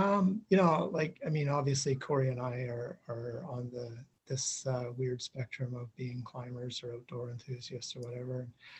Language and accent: English; Iqaluit, Nunavut, Canada; also born or lived in Inuvik / Whitehorse; now in Edmonton, Canada; My parents, I grew up on Baffin Island lived in Iqaluit and then ended up in the Mackenzie Delta in Inuvik. I finished high school in Whitehorse in the Yukon.